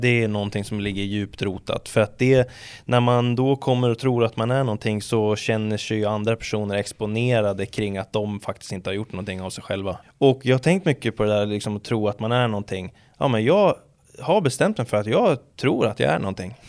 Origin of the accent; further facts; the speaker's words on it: Sweden; vi ska säga oss svenskar